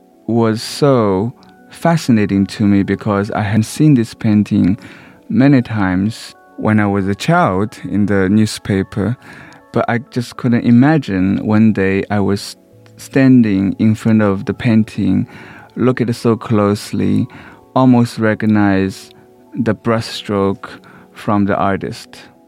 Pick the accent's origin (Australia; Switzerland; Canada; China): China; Shanghai; moved away; Because I was raised in Shanghai, in a slum, I had never stepped foot in an art museum before